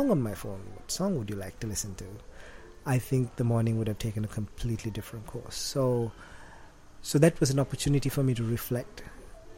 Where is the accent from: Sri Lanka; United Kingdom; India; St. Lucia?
Sri Lanka; Colombo, Western Province; moved away as an adult; also born or lived in Australia / United States; for the first 19, almost 20 years of my life, it was in Sri Lanka.